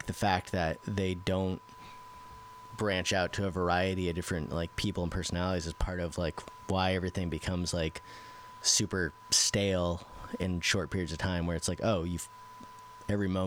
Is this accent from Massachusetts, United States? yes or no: yes; Central Massachusetts, United States; I grew up in Massachusetts. I grew up in... Central Mass